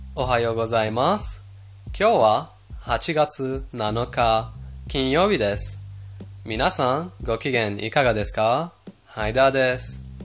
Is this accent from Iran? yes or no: yes; Iran; 私たちイラン人